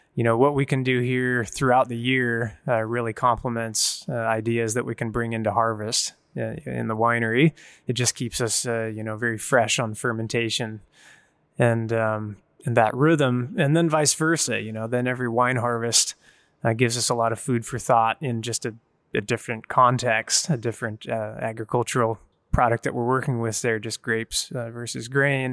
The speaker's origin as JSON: {"language": "English", "area": "San Juan Islands, Pacific Northwest", "region": "Washington", "country": "United States", "tie": "born or raised there", "said": "I was born up in the San Juan Islands in the Pacific Northwest"}